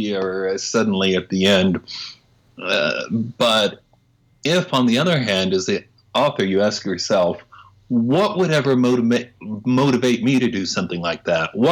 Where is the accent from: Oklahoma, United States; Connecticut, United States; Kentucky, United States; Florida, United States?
Oklahoma, United States; I'm from Oklahoma. I grew up there